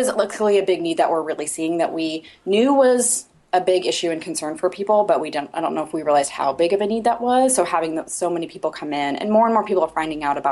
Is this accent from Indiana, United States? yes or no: yes; Indiana, United States; also born or lived in Portland, Oregon; this is my home. So I'm from Indiana